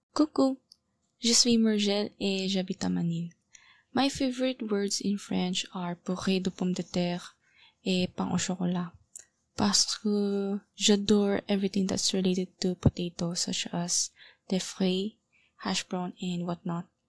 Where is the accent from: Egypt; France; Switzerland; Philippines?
Philippines; French is a second language; je viens des Philippines